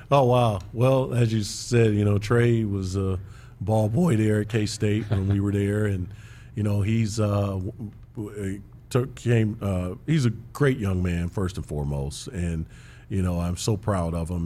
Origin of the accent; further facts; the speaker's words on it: Big Ten country, Midwest, United States; I grew up in Big Ten country